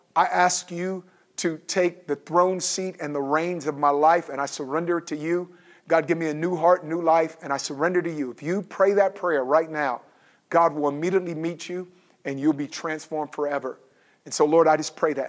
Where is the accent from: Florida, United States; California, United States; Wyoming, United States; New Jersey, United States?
California, United States; Oakland; I grew up in Oakland.